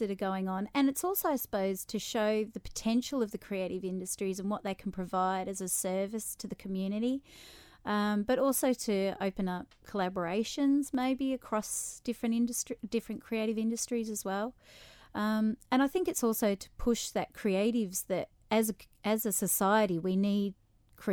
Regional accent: Tasmania, Australia; also born or lived in Melbourne, Australia; now in Isle of Man; So I'm from Melbourne, Australia, grew up in Tasmania

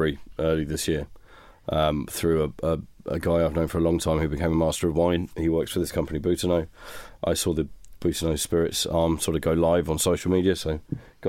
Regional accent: Surrey, South East England, United Kingdom; now in Isle of Man; We're both from Surrey

